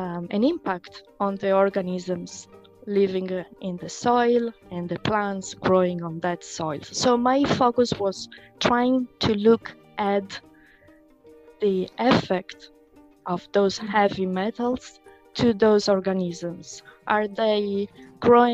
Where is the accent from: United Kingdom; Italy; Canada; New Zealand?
Italy; Rome, Lazio; moved away as an adult; also born or lived in Switzerland; now in Limerick, Ireland; I come from Italy, where I started my studies in biology